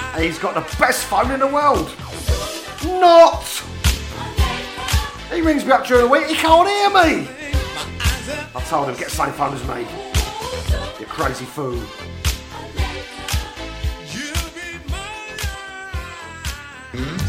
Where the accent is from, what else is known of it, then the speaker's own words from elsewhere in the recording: London, United Kingdom; accent: Cockney; I'm not Italiano. I'm a Cockney geezer.